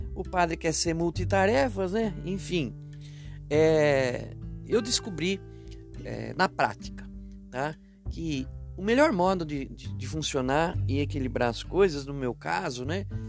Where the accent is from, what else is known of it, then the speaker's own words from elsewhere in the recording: Itu, São Paulo, Brazil; also born or lived in Baliza, Roraima; na cidade de Itu, que é o meu berço, né? Onde fui criado